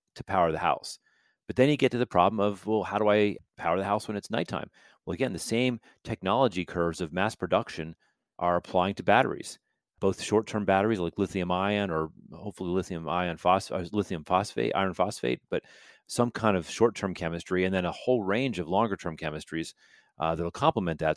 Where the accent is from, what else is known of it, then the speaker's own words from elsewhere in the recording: United States; I'm American